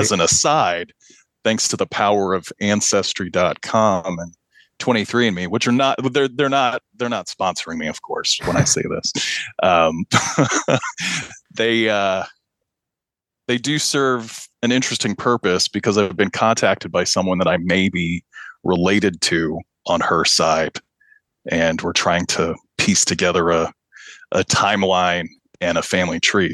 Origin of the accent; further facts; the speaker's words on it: Pakistan; also born or lived in American Midwest / central Illinois; now in Illinois, United States; I'm from Pakistan. My mom is Pakistani. My my father is an American citizen, and they met in the late 70s. And I came along not long after that, after they married, and uh, grew up in Pakistan